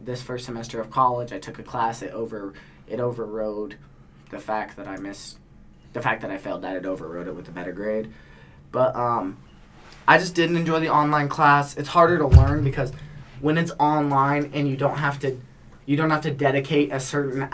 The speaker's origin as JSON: {"language": "English", "town": "Lovelock", "region": "Nevada", "country": "United States", "tie": "born or raised there", "moved": "as an adult", "said": "heading back to my hometown of Lovelock, Nevada"}